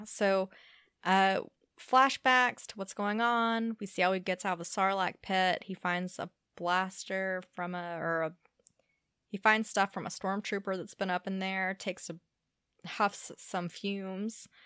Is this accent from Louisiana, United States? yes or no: yes; Louisiana, United States; born or raised there